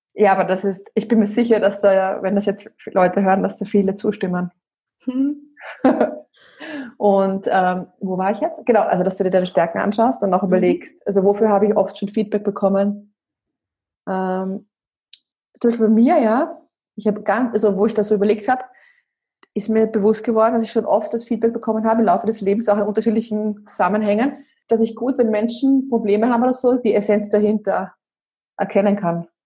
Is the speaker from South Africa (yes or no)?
no; Austria; moved away; ich bin ursprünglich aus Österreich, wie man ja auch hört